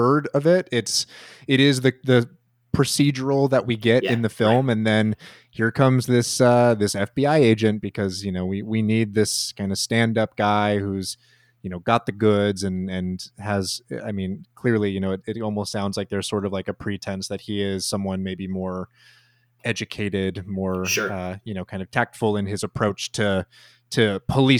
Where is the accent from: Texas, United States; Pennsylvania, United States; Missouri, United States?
Missouri, United States; St. Louis; I grew up in St. Louis